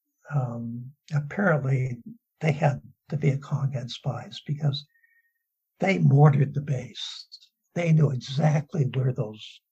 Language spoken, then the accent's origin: English; Southern California, United States; I grew up in Southern California.